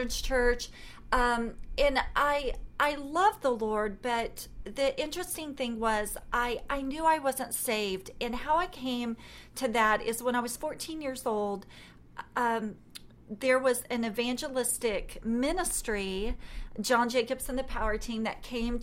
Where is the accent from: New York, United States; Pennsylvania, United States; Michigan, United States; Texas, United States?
Texas, United States; I'm from Texas